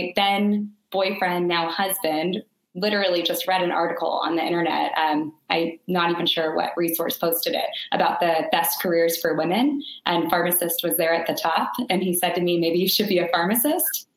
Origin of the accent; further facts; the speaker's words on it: Bay Area, Silicon Valley, California, United States; also born or lived in San Diego; I grew up in the Bay Area, Silicon Valley